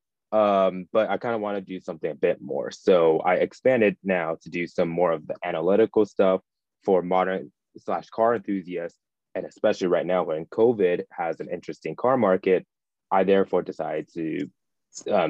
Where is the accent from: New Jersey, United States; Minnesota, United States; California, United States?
California, United States; Southern; growing up in Southern California